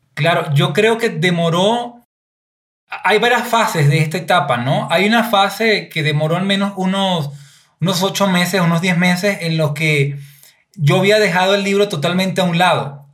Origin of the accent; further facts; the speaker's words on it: Venezuela; moved away as an adult; now in Ecuador; soy venezolano, llegué hace seis años aquí a Ecuador.